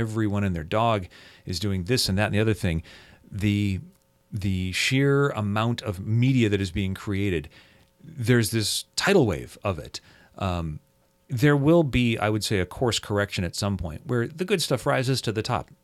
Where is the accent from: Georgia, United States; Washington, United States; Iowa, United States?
Washington, United States; Seattle; I grew up in the Seattle area here